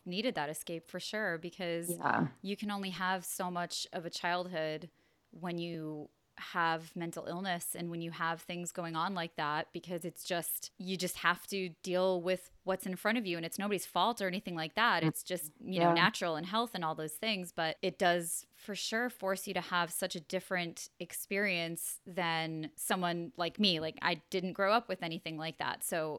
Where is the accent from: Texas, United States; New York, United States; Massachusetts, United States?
New York, United States; I grew up in New York and I don't know if I don't think it's necessarily a New York LA thing